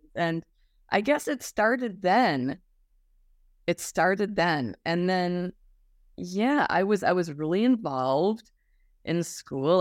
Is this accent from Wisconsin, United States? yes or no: yes; Wisconsin, United States; born or raised there; moved away as an adult; also born or lived in Illinois; now in Los Angeles, United States